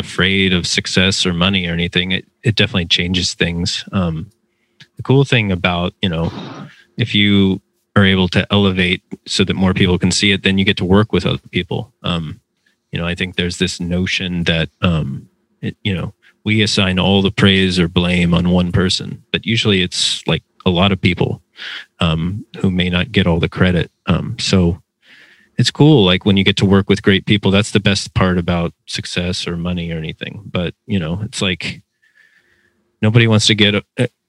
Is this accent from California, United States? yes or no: no; San Antonio, Texas, United States; I had to move back to San Antonio, Texas, which is my hometown